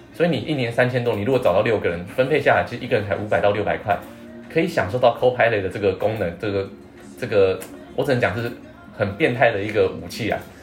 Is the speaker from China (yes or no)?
no; Taiwan; 不要以为我们台湾人的科技力比那么强，